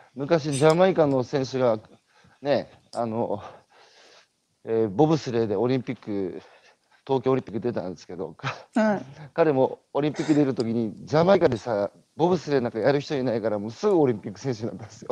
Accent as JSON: {"language": "Japanese", "region": "Tohoku", "country": "Japan", "said": "僕東北の人間だから"}